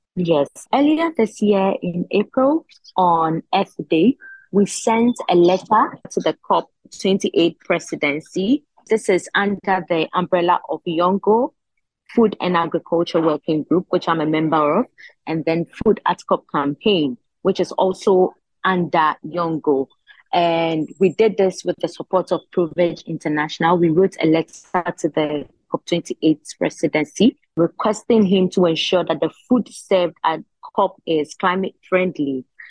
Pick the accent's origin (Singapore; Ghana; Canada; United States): Ghana; I'm from Ghana. I'm the only one from Ghana.